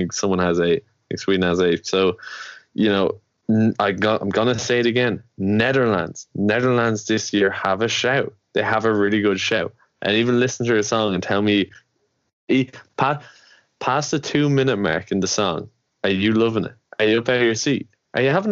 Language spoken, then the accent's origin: English; Ireland; we're from Ireland